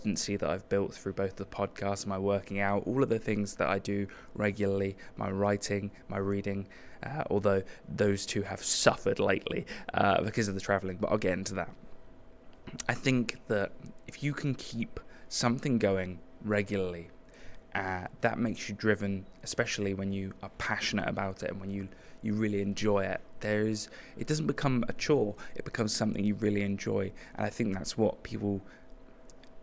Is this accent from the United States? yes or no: no; United Kingdom; I'm British